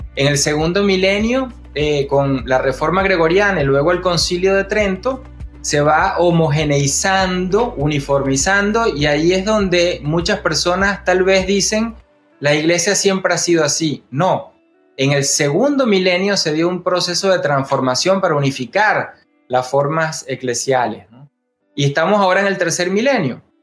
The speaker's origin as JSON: {"language": "Spanish", "country": "Venezuela", "said": "yo soy laico, venezolano, teólogo"}